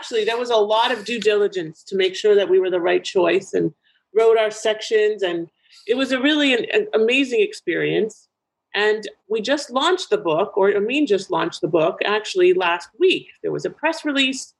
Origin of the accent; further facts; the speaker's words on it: Toronto, Ontario, Canada; moved away as an adult; now in United States; my hometown of Toronto, Ontario, Canada